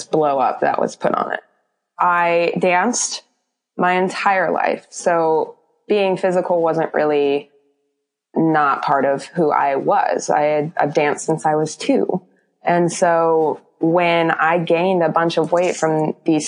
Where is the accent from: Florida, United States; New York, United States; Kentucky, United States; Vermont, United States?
Florida, United States; also born or lived in Oklahoma; I am originally from Oklahoma, but I moved to Florida when I was in third going into fourth grade. Pretty much been here almost ever since